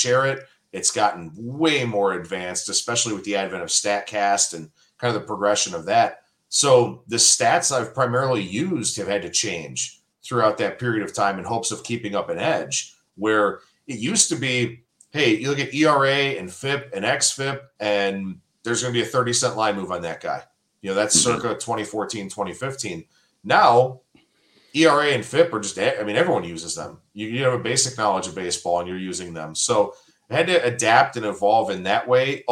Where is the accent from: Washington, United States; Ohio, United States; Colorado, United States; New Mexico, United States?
Ohio, United States; Cleveland; born and raised in Cleveland